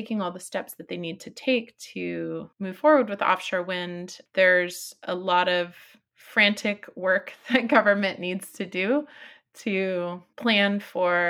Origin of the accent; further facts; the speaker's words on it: Florida, United States; now in Humboldt County, United States; I grew up in Florida, in a part of Florida where most tribal people had been displaced for more than 150 years from that land.